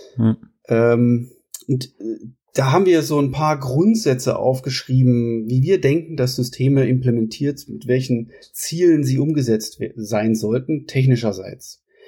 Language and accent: German; Kassel, Hesse, Germany; moved away as an adult; also born or lived in Munich / Sweden; ich komme aus Kassel, da wo ich jetzt auch mittlerweile wieder bin